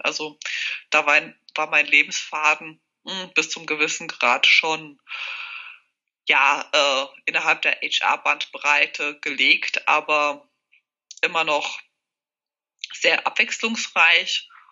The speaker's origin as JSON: {"language": "German", "area": "near Hesse", "region": "Bavaria", "country": "Germany", "tie": "born or raised there", "also_born_or_lived": "Czech Republic / Würzburg", "moved": "as an adult", "lives_now": "Switzerland", "said": "Ich bin fast in der Nähe zu Hessen aufgewachsen, habe Jura studiert in Würzburg."}